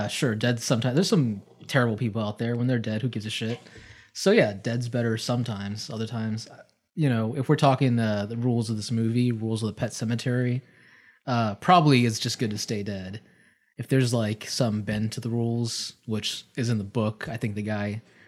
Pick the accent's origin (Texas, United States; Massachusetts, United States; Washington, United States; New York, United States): Texas, United States; Austin; growing up in Austin